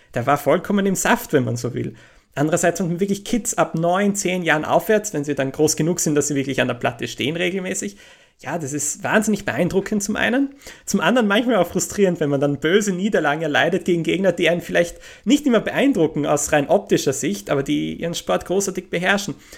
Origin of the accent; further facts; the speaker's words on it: Graz, Styria, Austria; moved away as an adult; also born or lived in England; in meiner Heimatstadt Graz